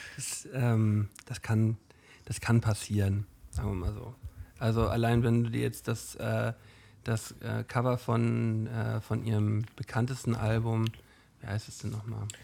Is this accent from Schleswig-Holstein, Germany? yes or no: yes; Flensburg, Schleswig-Holstein, Germany; woher wissen die denn, dass wir aus Flensburg kommen?